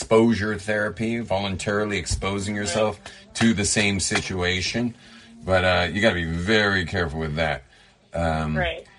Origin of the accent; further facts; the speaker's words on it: Los Angeles, California, United States; I'm from